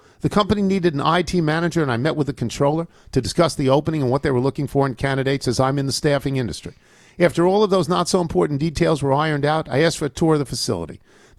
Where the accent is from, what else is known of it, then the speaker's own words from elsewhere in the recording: Lynbrook, New York, United States; moved away; That's really close to where I grew up in Lynbrook.